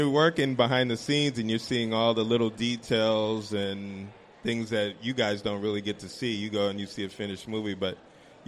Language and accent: English; New York City, New York, United States; we grew up in New York City